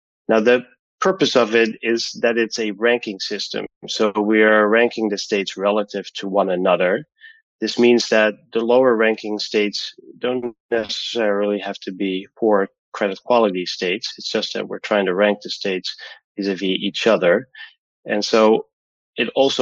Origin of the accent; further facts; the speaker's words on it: Amsterdam, North Holland, Netherlands; now in Connecticut, United States; I grew up in Amsterdam, the Netherlands.